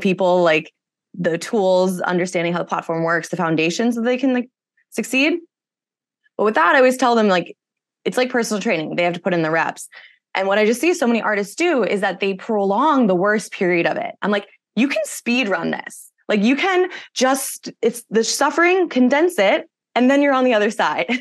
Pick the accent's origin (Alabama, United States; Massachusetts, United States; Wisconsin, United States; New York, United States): Massachusetts, United States; moved away as an adult; also born or lived in California; I grew up in Massachusetts, came out to California for college